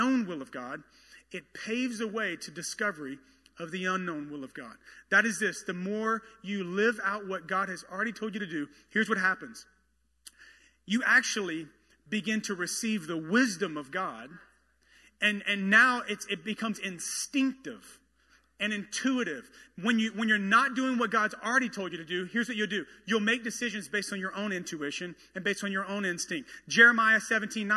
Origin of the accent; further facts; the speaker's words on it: the South, United States; I am from the South